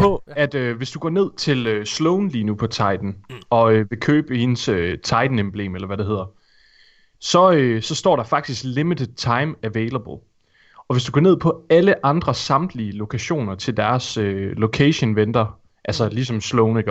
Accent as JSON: {"language": "Danish", "town": "Thisted", "region": "North Denmark Region", "country": "Denmark", "moved": "yes", "said": "hvor jeg kommer fra, Morten? Tissted"}